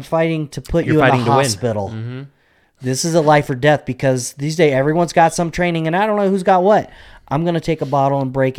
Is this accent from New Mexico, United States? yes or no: yes; Albuquerque, New Mexico, United States; Growing up in Albuquerque, like in my teens, it was a shitty place.